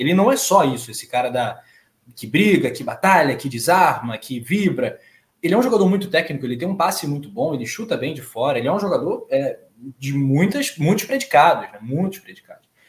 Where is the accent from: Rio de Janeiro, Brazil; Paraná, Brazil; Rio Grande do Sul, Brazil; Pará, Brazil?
Rio de Janeiro, Brazil; hoje a bancada ela é carioca